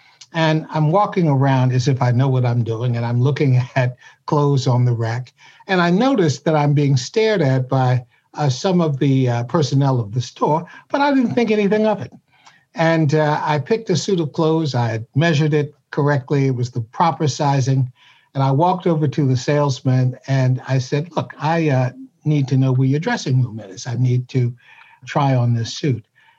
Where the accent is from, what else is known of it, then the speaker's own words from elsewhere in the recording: Washington, District of Columbia, United States; I was born in Washington, D.C., and I actually live in my old neighborhood, which is now gentrifying and becoming a very chic place to live, but for many years it was not.